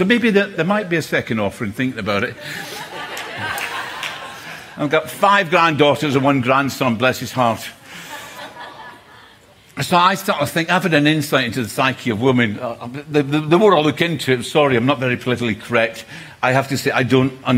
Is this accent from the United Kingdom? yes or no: yes; Scotland, United Kingdom; I'm from Scotland